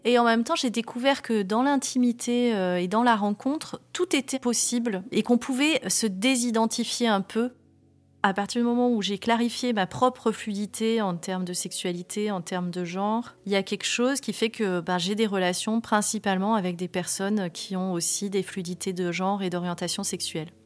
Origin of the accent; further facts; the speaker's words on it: Var, Provence-Alpes-Côte d'Azur, France; je suis née dans le Var en 1979. C'est une vie dans le sud, un peu à la campagne. La maison, elle est toujours ouverte. On va à l'école à pied.